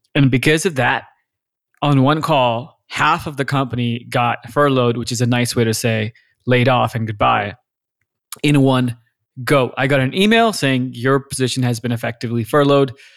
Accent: Lahore, Punjab, Pakistan; moved away as an adult; also born or lived in Austin, Texas; now in United States; I was born and raised in Lahore, Pakistan. I spent eighteen, nineteen years of my life there

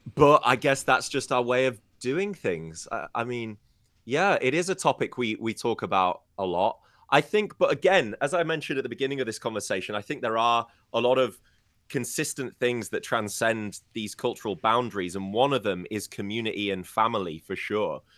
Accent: United Kingdom; I'm British

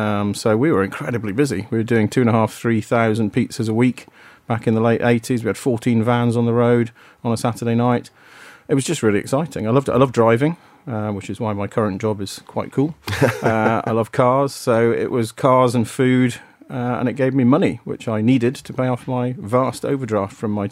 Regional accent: Wales, United Kingdom; moved away; also born or lived in Essex / Aberdeen / North West England; this is the point at which we moved to the Northwest. So I'd gone from Aberdeen now down to the Northwest. I should have said I was born in Essex, brought up in Wales, and then moved to Aberdeen.

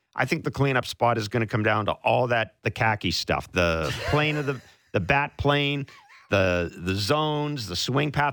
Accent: Manitoba, Canada; I'm from Manitoba

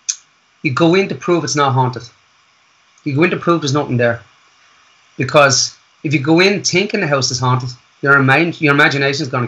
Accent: Wicklow, County Wicklow, Ireland; moved away as an adult; I was raised in Wicklow Town

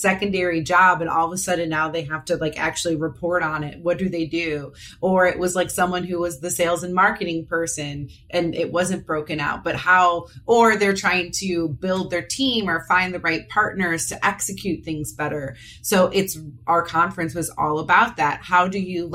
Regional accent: Parma, Ohio, United States; I grew up in the Parma, Ohio area. So I only moved a few towns over now

